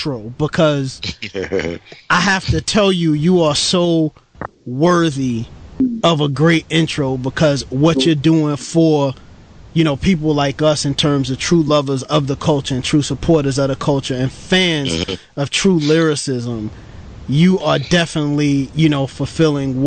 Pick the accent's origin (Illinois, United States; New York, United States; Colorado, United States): New York, United States; New York City; grew up in Brooklyn, New York City